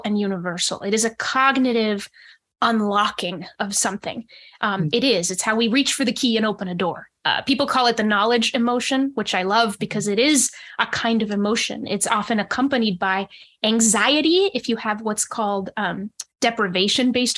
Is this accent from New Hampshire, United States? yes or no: yes; New Hampshire, United States; also born or lived in Monterrey, Mexico; when I was in kindergarten, we moved to the States, and soon after that went to New Hampshire. So I grew up mostly in New Hampshire